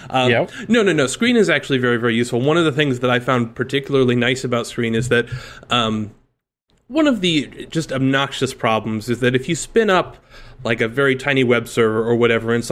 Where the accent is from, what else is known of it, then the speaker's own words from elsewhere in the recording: Midwest, United States; now in New York, United States; growing up in the Midwest